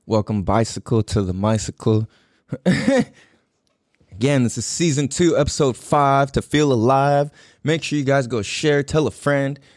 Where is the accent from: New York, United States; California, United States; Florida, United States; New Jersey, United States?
California, United States; San Diego; born or raised there; moved away